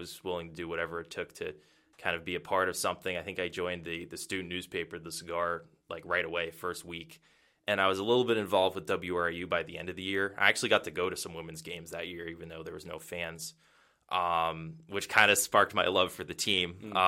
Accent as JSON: {"language": "English", "town": "Milford", "region": "Massachusetts", "country": "United States", "tie": "born or raised there", "said": "Yeah, so I grew up in New England. I'm from Massachusetts. It's from a town called Milford. It's about central Mass."}